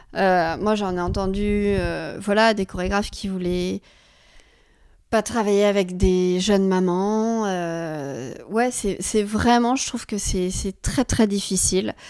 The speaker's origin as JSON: {"language": "French", "town": "Forbach", "region": "Grand Est", "country": "France", "tie": "born or raised there", "also_born_or_lived": "Israel / New York / Lyon / Paris", "moved": "as an adult", "said": "c'est ma ville natale, à Forbach."}